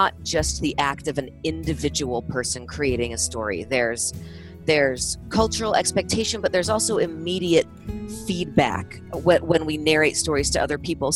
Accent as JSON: {"language": "English", "region": "California", "country": "United States", "moved": "yes", "lives_now": "Utah, United States", "said": "this is me speaking as a Californian in Utah and in Utah for a long time"}